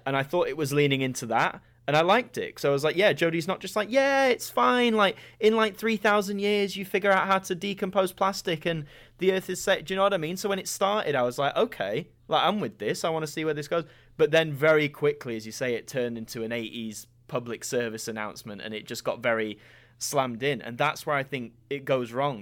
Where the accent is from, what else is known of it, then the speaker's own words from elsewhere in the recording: United Kingdom; a stupid Brits curiosity like mine